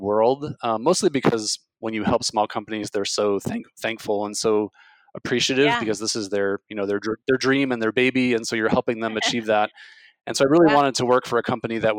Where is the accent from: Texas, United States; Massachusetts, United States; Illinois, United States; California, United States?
Illinois, United States; I grew up in the Midwest in Illinois